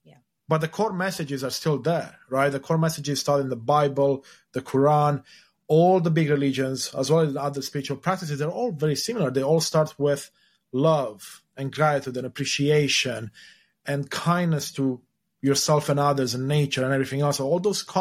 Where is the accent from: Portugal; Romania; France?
Romania; moved away; the place I was born in, Romania, was a communist country until the 90s.